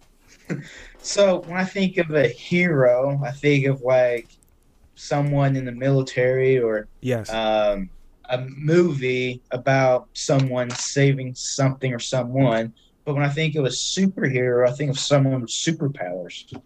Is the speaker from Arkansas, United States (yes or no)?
yes; Cabot, Arkansas, United States; moved away as an adult; now in Eureka Springs, United States; so I'm originally from Cabot, Arkansas. I've lived in Cabot my whole life